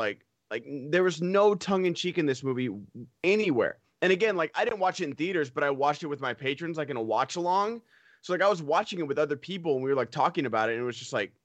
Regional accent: Central Valley, California, United States; like I'm from the Central Valley

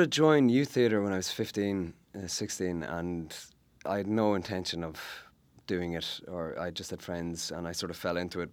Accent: Ireland; as an Irish uh, actor and sort of growing up in Ireland

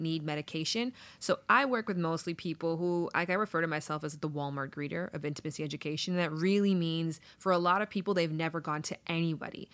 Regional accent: Toronto, Ontario, Canada; now in Los Angeles, United States; I'm from Toronto originally.

